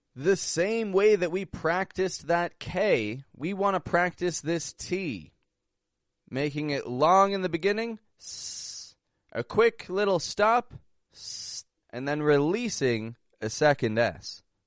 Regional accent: Toronto, Ontario, Canada; also born or lived in Mexico; I'm from Toronto, Canada

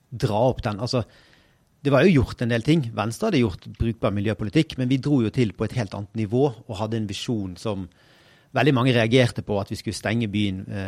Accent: Bergen, Vestland, Norway; jeg er jo bergenser

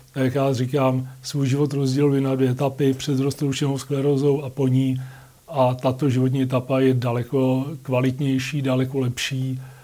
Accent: Litoměřice, Ústí nad Labem Region, Czechia; jsem z Litoměřic, jak jsem prvně vyšel u nás na Mostnou horu

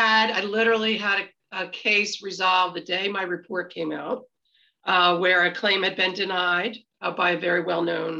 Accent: Meadowbrook, Pennsylvania, United States; I'm from Meadowbrook

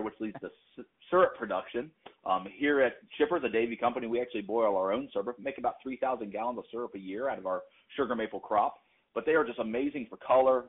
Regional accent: North Carolina, United States; moved away as an adult; now in New England, United States; I'm actually from North Carolina, relocated to New England a few years back

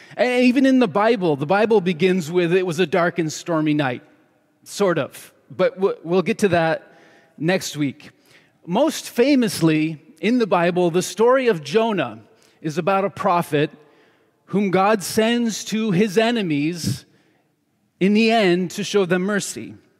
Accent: New York, United States; moved away as an adult; also born or lived in Seattle; now in Southern California, United States; when I was a kid growing up in New York State

